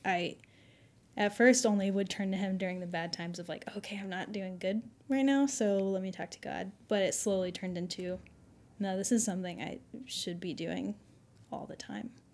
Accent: Fayetteville, Arkansas, United States; I was born here in Fayetteville, so I've been in the good old Southern Bible

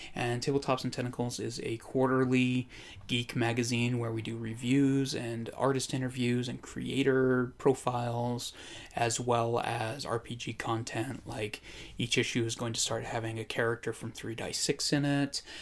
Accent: Idaho, United States; I grew up in Idaho.

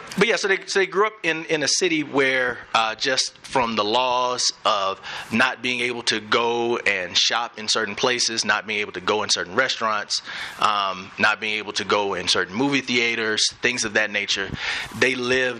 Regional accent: Birmingham, Alabama, United States; moved away as an adult; also born or lived in Miami / Atlanta / Dallas; now in Denver, United States; I grew up in Birmingham, and my parents grew up in Birmingham as well.

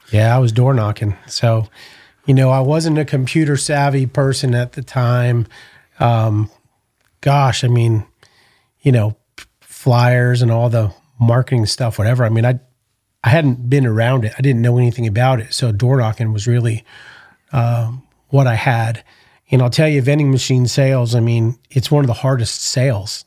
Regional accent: New Haven, Connecticut, United States; also born or lived in Orange County, California / San Diego, California; now in Texas, United States; I grew up in Connecticut. I was born in New Haven, Connecticut.

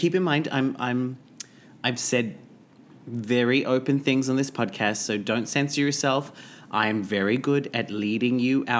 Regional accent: Australia; I'm Australian.

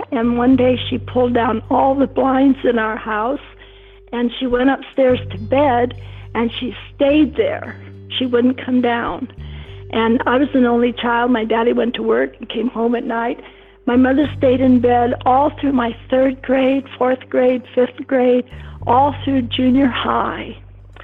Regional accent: Mansfield, Ohio, United States; I grew up in Mansfield, Ohio, a small town

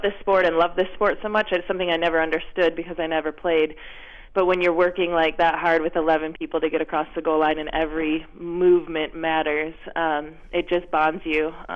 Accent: Dearborn Heights, Michigan, United States; I grew up in Dearborn Heights, Michigan, right outside of Detroit

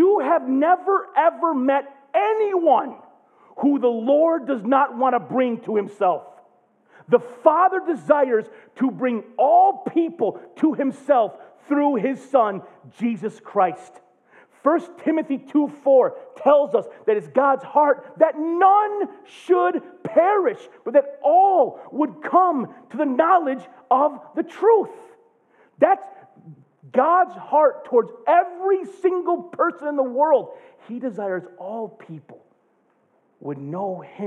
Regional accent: United States; as an American

